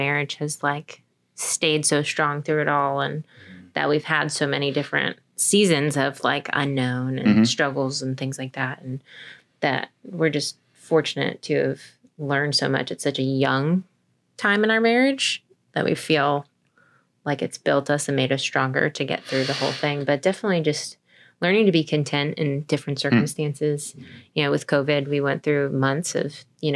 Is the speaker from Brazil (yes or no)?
no; Pennsylvania, United States; moved away as an adult; now in Winchester, United States; I'm from Pennsylvania